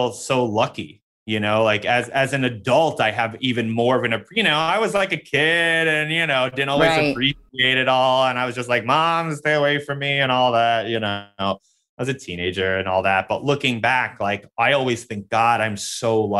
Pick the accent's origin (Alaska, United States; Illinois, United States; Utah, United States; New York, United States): New York, United States; New York City; I grew up in New York City. So even though I grew up in Queens